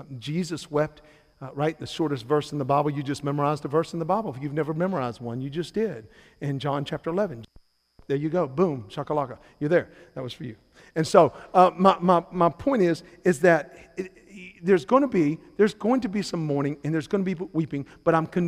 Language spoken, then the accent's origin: English; Salisbury, North Carolina, United States; moved away as an adult; now in Charleston, United States; I am from Salisbury, North Carolina